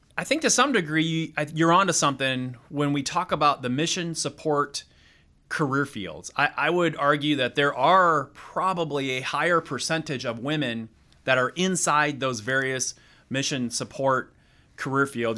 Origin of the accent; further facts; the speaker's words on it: Wisconsin, United States; moved away as an adult; a kid from Wisconsin